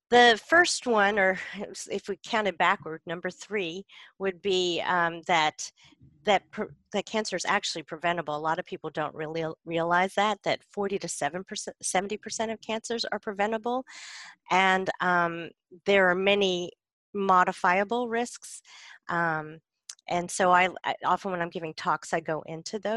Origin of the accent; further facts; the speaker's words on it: South Carolina, United States; now in Los Angeles, United States; so I guess I grew up in rural South Carolin